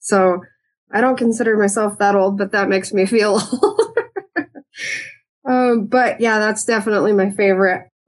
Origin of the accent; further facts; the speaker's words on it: Helena, Montana, United States; I was born and raised in Helena. I went to school in East Helena